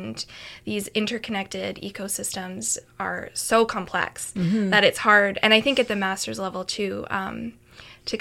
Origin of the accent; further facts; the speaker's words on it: Canada; being Canadian, being from Canada